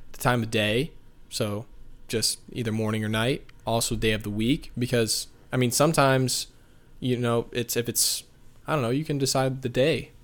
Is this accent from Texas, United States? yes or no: no; Tallahassee, Florida, United States; moved away; where I grew up in Tallahassee, Florida